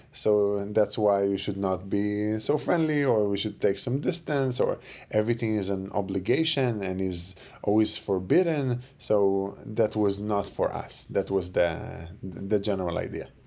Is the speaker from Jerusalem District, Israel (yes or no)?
yes; Jerusalem, Jerusalem District, Israel; moved away; I was born and raised in Jerusalem